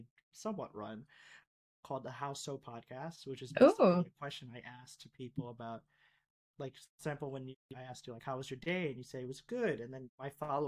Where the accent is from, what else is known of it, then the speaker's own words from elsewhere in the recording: Florida, United States; also born or lived in Philippines; growing up in Florida, especially coming from the Philippines